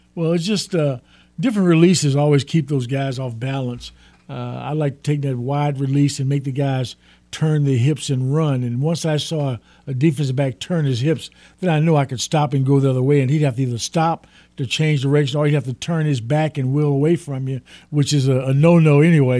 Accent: Port Arthur, Texas, United States; I actually grew up with them in the same little town across the state line called Port Arthur, Texas

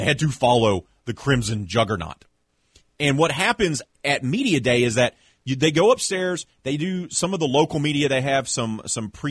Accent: Mobile, Alabama, United States; I'm from Mobile, Alabama

